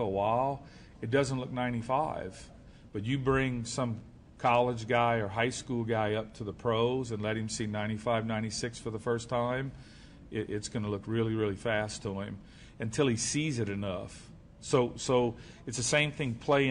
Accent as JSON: {"language": "English", "region": "Louisiana", "country": "United States", "said": "I'm from Louisiana."}